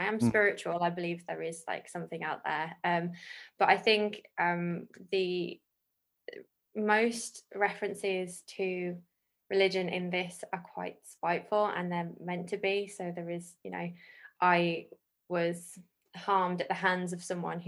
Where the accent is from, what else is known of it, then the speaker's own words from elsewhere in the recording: the Black Country, West Midlands, United Kingdom; I was born and currently live in the Black Country